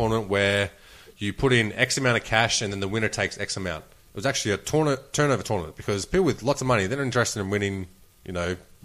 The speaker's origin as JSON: {"language": "English", "country": "Australia", "said": "I'm Australian"}